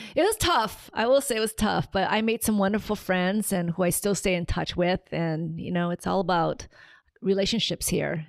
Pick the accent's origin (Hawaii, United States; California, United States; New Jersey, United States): Hawaii, United States; Hilo; also born or lived in Tokyo, Japan; I was, uh, born in Tokyo, Japan, and raised in Hilo